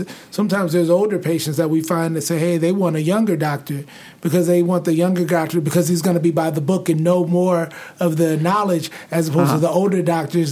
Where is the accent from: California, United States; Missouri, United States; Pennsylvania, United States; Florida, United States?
Missouri, United States; St. Louis; moved away as an adult; now in Arizona, United States; I grew up in St. Louis, grew up in predominantly African-American environments.